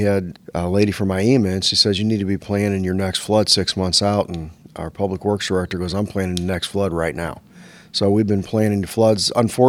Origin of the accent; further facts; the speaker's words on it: St. Louis, Missouri, United States; So I grew up on the river. I'm from St. Louis and grew up on the river in downtown. So I've been on this river my entire life